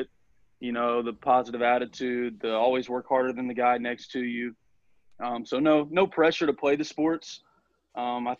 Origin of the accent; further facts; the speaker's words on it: Southaven, Mississippi, United States; I grew up in South Haven, Mississippi